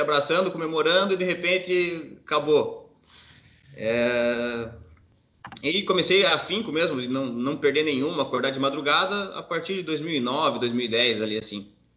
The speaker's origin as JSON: {"language": "Portuguese", "region": "Paraná", "country": "Brazil", "moved": "yes", "lives_now": "Blumenau, Brazil", "said": "sou paranaense, moro em Blumenau, Santa Catarina"}